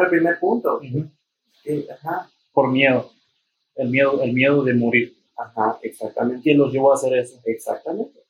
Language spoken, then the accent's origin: Spanish; Mexico; descubrir lo que somos como mexicanos, como latinos